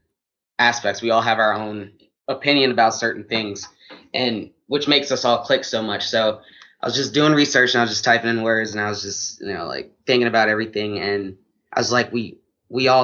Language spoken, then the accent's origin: English; New Orleans, Louisiana, United States; now in Atlanta, United States; I'm from New Orleans